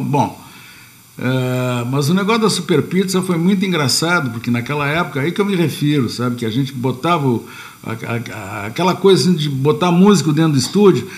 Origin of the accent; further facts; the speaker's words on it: Uruguay; now in Brazil; eu sou uruguaio